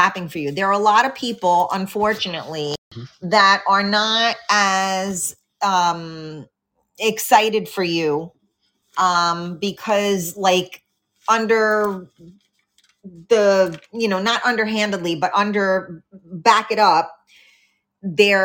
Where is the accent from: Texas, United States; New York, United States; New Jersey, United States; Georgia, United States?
New York, United States; New York City; I'm from the Bronx.